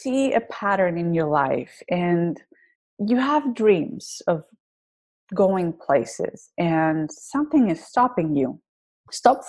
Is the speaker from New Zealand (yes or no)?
no; Greece; accent: thick accent; English is a second language; now in United States; When I moved to the US, I originally come from Greece. You can tell by my thick accent.